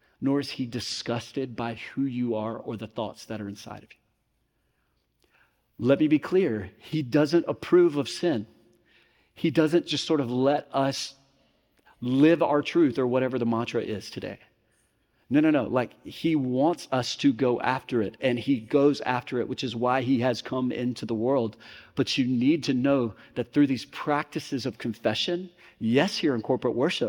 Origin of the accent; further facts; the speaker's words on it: Mississippi, United States; growing up in Mississippi